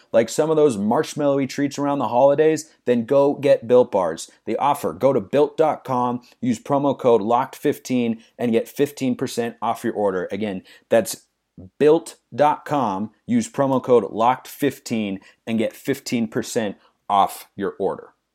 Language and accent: English; Lake Oswego, Oregon, United States; moved away; I was born and raised in Lake Oswego, Oregon